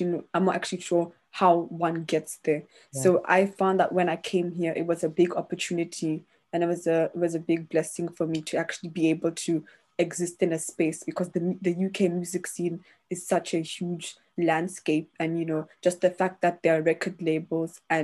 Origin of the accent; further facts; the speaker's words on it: Botswana; now in London, United Kingdom; I grew up in Botswana